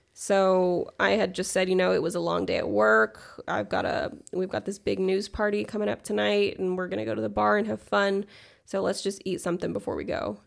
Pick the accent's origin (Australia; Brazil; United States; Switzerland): United States; Los Angeles, California; I am from Los Angeles, California.